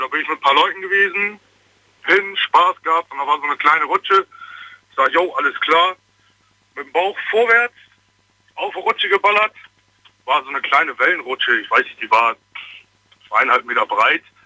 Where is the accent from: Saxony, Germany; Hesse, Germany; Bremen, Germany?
Bremen, Germany; Ich komme eigentlich aus Bremen aber ich bin gerade unterwegs Richtung Trier